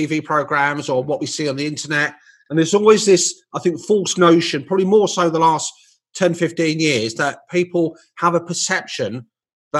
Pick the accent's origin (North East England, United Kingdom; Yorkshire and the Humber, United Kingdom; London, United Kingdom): London, United Kingdom; moved away as an adult; I left my hometown of London